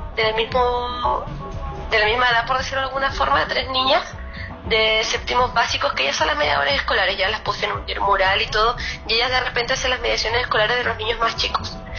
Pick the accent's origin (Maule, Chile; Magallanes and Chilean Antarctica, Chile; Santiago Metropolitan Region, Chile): Magallanes and Chilean Antarctica, Chile; Puerto Natales; now in Punta Arenas, Chile; yo soy de Puerto Natales